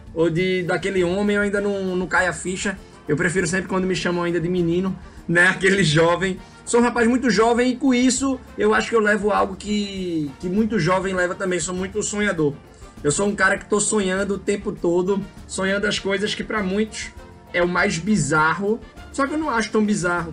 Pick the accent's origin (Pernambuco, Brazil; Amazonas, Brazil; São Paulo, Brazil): Pernambuco, Brazil; Recife; eu cresci aqui em Recife